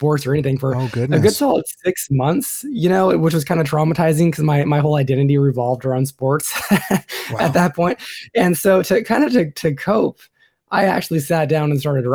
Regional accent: Port Angeles, Washington, United States; moved away as an adult; also born or lived in San Francisco Bay Area; now in Sacramento, United States; I grew up in Port Angeles and other small towns up in the northwest

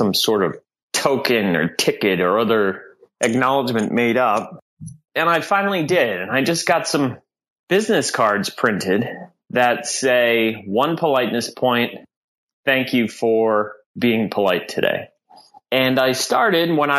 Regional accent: Southern New Hampshire, United States; now in Boston, United States; I grew up in New Hampshire

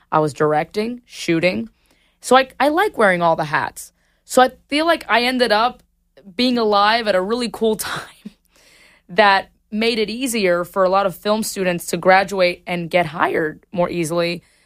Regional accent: Miami, Florida, United States; moved away as an adult; I moved from Miami to the West Coast

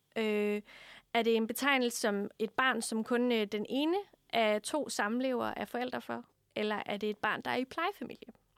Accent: Funen, Southern Denmark, Denmark; Jeg er fra Fyn

